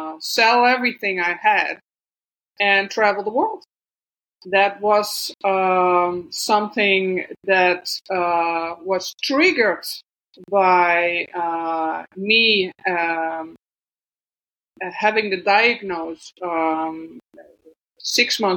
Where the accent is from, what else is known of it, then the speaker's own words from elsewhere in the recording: Netherlands; English is a second language; moved away as an adult; I was born in the Netherlands, in the middle of the Netherlands. And but I left my country like 2 years ago in 2021.